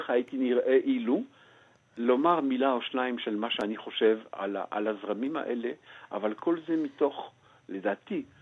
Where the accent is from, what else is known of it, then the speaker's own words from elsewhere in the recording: Belgium; moved away as an adult; now in Israel; מכיוון שאני גדלתי כנער ציוני בבלגיה, אה, בתנועת השומר הצעיר, ומכיוון שעליתי לפני כמעט כבר 46 שנים